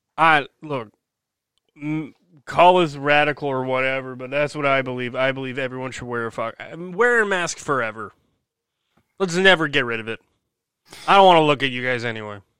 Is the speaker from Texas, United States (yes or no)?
no; New Jersey, United States; in my home state of New Jersey here.